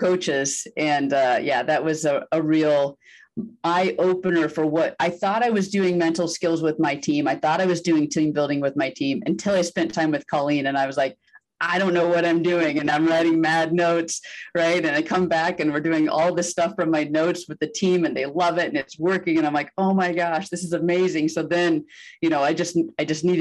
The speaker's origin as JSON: {"language": "English", "town": "La Grande", "region": "Oregon", "country": "United States", "tie": "born or raised there", "also_born_or_lived": "Southern California", "moved": "as an adult", "said": "I grew up in Oregon, small town in Eastern Oregon called La Grande"}